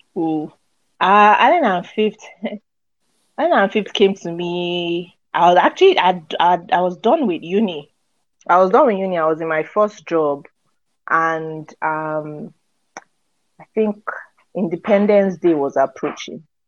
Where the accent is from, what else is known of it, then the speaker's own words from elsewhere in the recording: Lagos, Nigeria; I grew up in Nigeria, Lagos